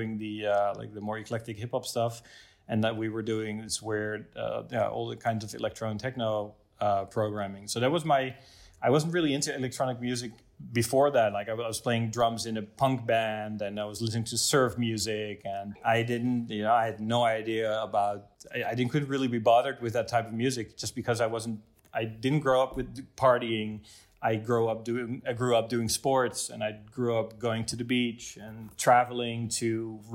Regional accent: Driebergen, Utrecht, Netherlands; also born or lived in Zeist / Amsterdam; I grew up in Zeist. It's a small town, or in Drieberg, actually, next to it. A small town. 40 minutes outside of Amsterdam, middle of the country

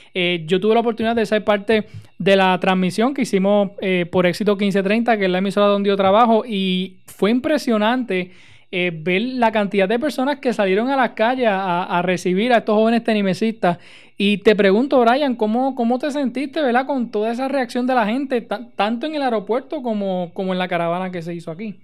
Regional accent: Utuado, Puerto Rico; de mi pueblo de Utuado

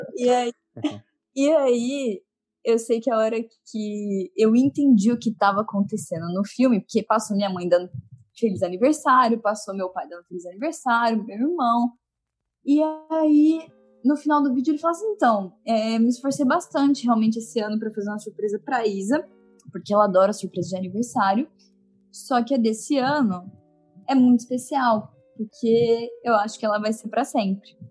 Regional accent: Votuporanga, São Paulo, Brazil; moved away as an adult; also born or lived in Curitiba; now in Rio de Janeiro, Brazil; eu sou do interior de São Paulo, de Votuporanga, bem noroeste paulista ali

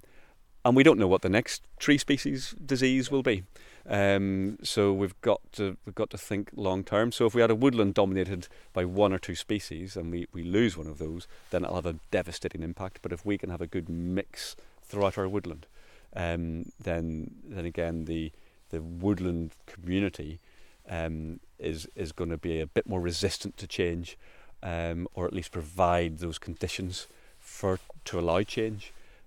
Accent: Northern Ireland, United Kingdom; moved away as an adult; I mean, I came from Northern Ireland. I worked for the National Trust over there for 12 years

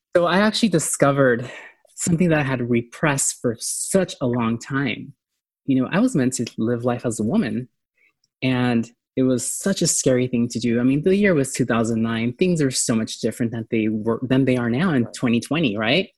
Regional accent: San Diego, California, United States; San Diego, I'm from San Diego, and that's where I started.

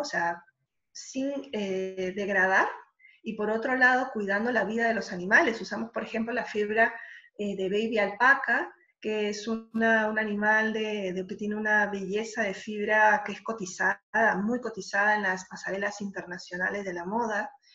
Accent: Lima, Peru; moved away as an adult; now in Madrid, Spain; cuando voy para Lima voy a la casa de mis padres, que es donde siempre he vivido estando allá en La Molina

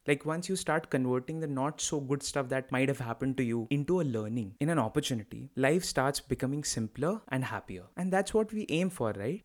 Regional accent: Lucknow, Uttar Pradesh, India; moved away as an adult; also born or lived in Kanpur, India / Navi Mumbai, India / Bangalore, India / Lille, France; I grew up in Lucknow, did my schooling from there

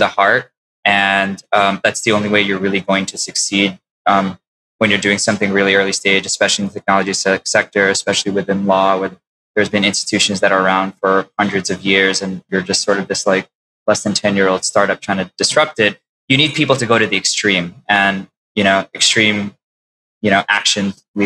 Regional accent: New York City, New York, United States; also born or lived in Long Island; I grew up in Queens

